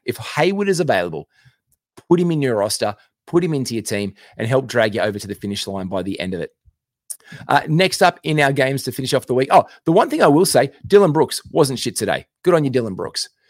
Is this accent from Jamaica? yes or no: no; Australia; I'm an Aussie